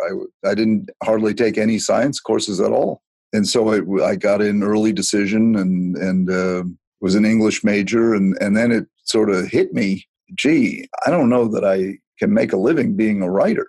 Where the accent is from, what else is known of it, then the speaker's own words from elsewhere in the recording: Chatham, Massachusetts, United States; she came back and lived out her life on Cape Cod and Chatham, where the rest of my family was, which I consider my hometown.